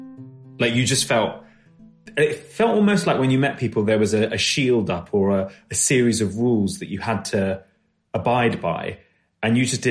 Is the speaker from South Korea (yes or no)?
no; London, United Kingdom; I'd come from a majority ethnic minority part of London. Suddenly, I was this minority. And I think, you know, I am English, but I'd say I'm a different type of English to the kind of majority English